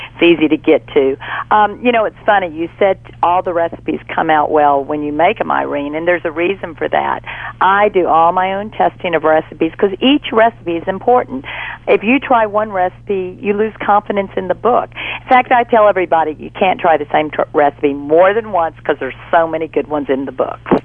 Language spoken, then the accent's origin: English; Fort Worth, Texas, United States; now in Baton Rouge, United States; I'm originally from Fort Worth, Texas